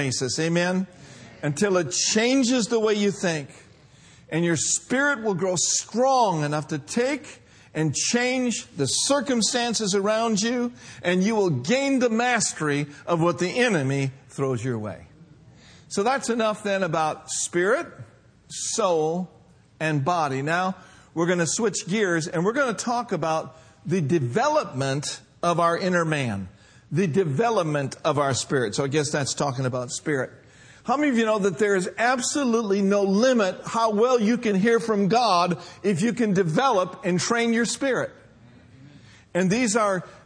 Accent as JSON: {"language": "English", "town": "Minneapolis", "region": "Minnesota", "country": "United States", "tie": "born or raised there", "moved": "yes", "lives_now": "Union City, United States", "said": "my hometown in Minneapolis, Minnesota"}